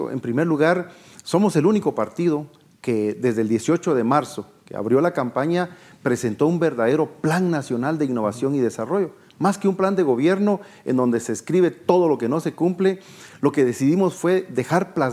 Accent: Guatemala; no nos dieron las soluciones a los grandes problemas que tenemos como guatemaltecos

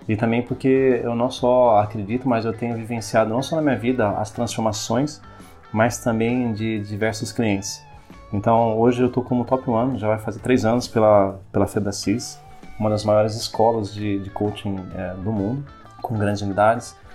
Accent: Piracicaba, São Paulo, Brazil; É uma cidade onde eu nasci, é, sou de Piracicaba, nasci aqui em Piracicaba. Minha família é daqui, supermercadista, sempre empreendeu.

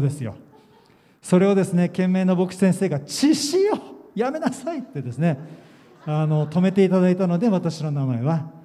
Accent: Yokohama, Kanagawa, Japan; 私あのお父さんお母さんとも、えー、日本人でですねえー、横浜で生まれましたクリスチャンホームということで

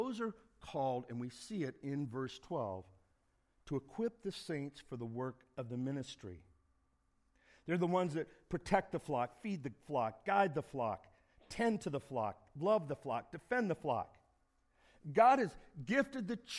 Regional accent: Indiana, United States; now in Phoenix, United States; I grew up in Indiana

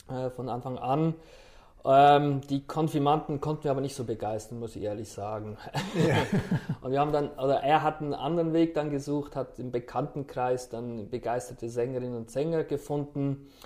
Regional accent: Aargau, Switzerland; now in Schleswig-Holstein, Germany; stamme ich nicht ursprünglich aus Schleswig-Holstein. Das stimmt.

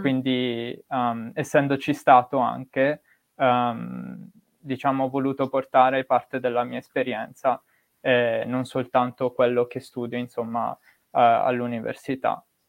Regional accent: Bergamo, Lombardy, Italy; sono nato e cresciuto in Italia, eh, la mia città d'origine è Bergamo

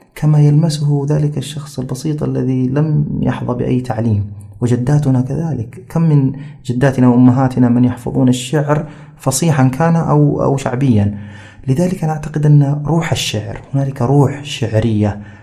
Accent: Jeddah, Makkah Province, Saudi Arabia; also born or lived in Riyadh; أنا من أبناء جدة يعني آه، يعني صحيح أنني ولدت في الرياض لكني لم أعش في الرياض إلا شهورا بسيطة ثم أحضرنا أبي إلى جدة ومن يومها وأنا جداوي

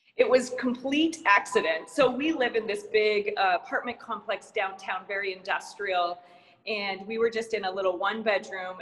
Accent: Missoula, Montana, United States; moved away as an adult; also born or lived in San Diego, California; now in Phoenix, United States; I grew up in uh, Missoula, Montana. spent my first 18 years there

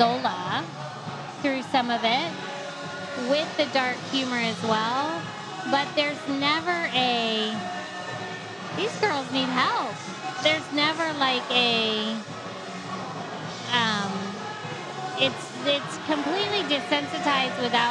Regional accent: Tampa, Florida, United States; I've grown up in Tampa

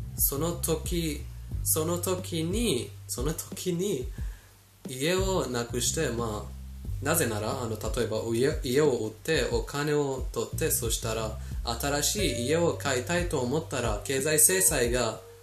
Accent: Iran; 私たちイラン人イランに住んでいるイラン人

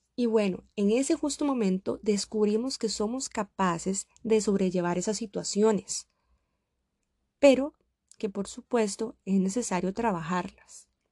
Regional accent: Costa Rica; moved away as an adult; now in Samara, Russia; me quedé en Costa Rica. Ya había iniciado una carrera, podía compartir tiempo con mi familia, estaba en mi país

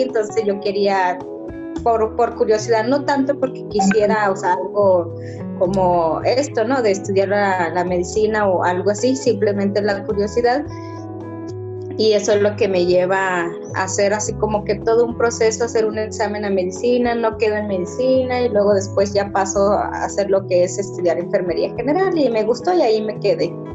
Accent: Sierra Tarahumara, Chihuahua, Mexico; moved away; yo como persona que vengo de la Sierra

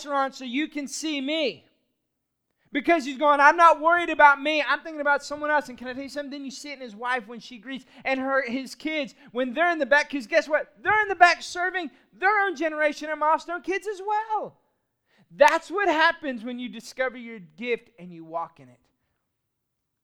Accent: Austin, Texas, United States; I grew up in Austin, Texas

